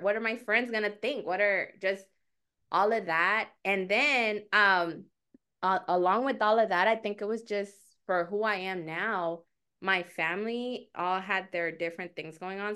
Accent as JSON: {"language": "English", "country": "Mexico", "tie": "born or raised there", "moved": "yes", "said": "I am an immigrant, um, and I was born in Mexico"}